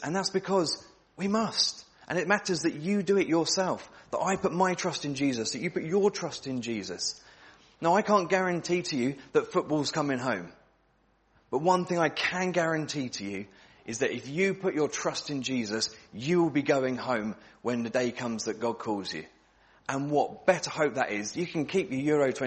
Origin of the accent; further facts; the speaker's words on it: England, United Kingdom; We're from England as well, aren't we?